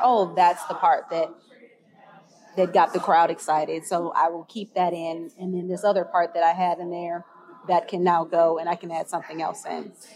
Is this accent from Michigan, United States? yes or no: yes; Detroit, Michigan, United States; moved away as an adult; also born or lived in Richmond, Virginia; now in Michigan, United States; I'm originally from Detroit